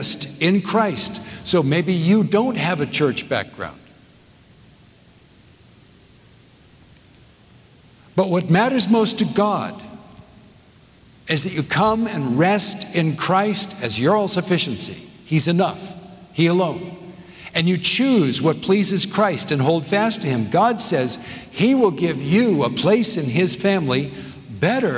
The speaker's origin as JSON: {"language": "English", "region": "Southern California", "country": "United States", "tie": "born or raised there", "also_born_or_lived": "northeast of Scotland", "moved": "yes", "lives_now": "Nashville, United States", "said": "I grew up in Southern California."}